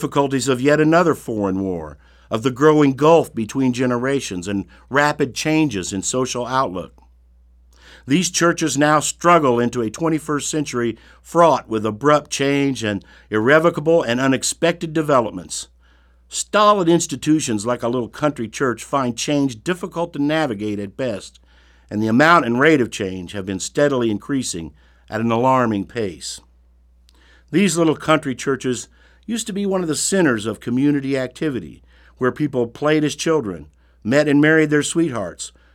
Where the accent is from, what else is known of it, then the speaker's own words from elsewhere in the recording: Brown County, Indiana, United States; When I was growing up in Brown County, my family attended a little country church